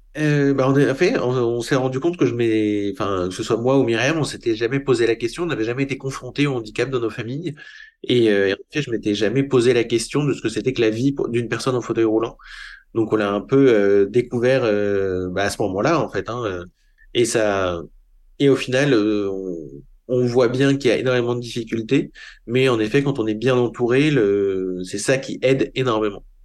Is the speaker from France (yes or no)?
yes; Paris, Île-de-France, France; c'était une vie tout à fait normale d'un jeune Parisien